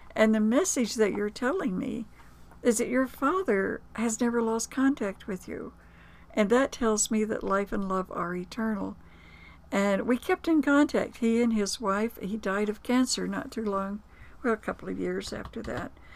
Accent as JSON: {"language": "English", "region": "Florida", "country": "United States", "said": "I'm from Florida"}